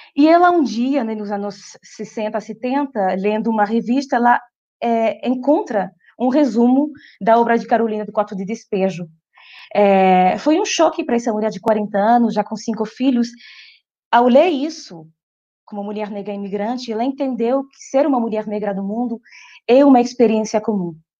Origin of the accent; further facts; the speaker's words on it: France; Portuguese is a second language; Eu não sou brasileira, gente, ninguém perfeito, eu sou francesa.